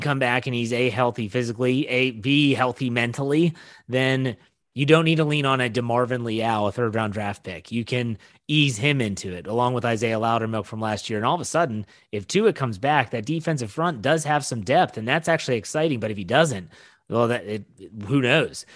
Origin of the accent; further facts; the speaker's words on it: West Virginia, United States; I grew up in West Virginia